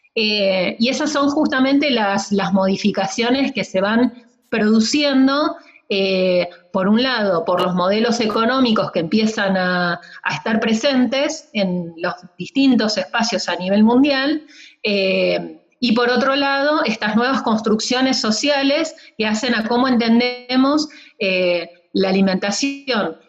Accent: Buenos Aires Province, Argentina; now in San Martín de los Andes, Argentina; nací en el conurbano bonaerense

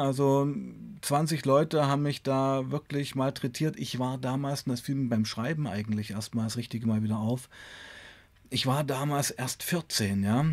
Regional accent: Weißenfels, Saxony-Anhalt, Germany; bei uns in Weißenfels war damals eine ganz starke Heroinszene

